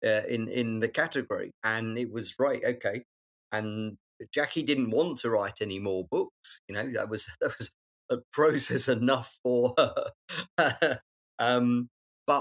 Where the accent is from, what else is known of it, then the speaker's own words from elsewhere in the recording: London, United Kingdom; I know London, I'm a Londoner